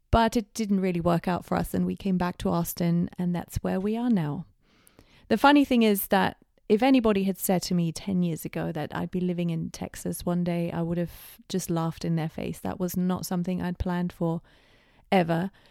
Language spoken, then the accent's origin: English; Bavaria, Germany; moved away as an adult; now in United Kingdom; As I said, I was born in Germany, in Bavaria, just outside of Munich. And that's where I lived until my early 20s when I decided to go to England to pursue a master's degree.